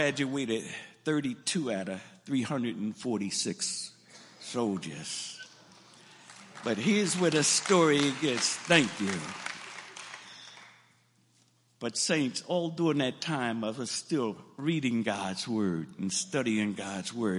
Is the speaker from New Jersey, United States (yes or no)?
yes; Lawnside, New Jersey, United States; I'm from Lawnside, so some of y'all know about the clubs of Lawnside back in the day.